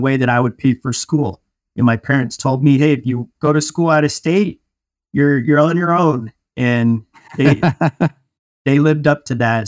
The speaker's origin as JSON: {"language": "English", "town": "Denver", "region": "Colorado", "country": "United States", "also_born_or_lived": "Michigan", "moved": "as an adult", "said": "I'm from Denver, Colorado, and I went to school out of state and at, uh, Michigan State"}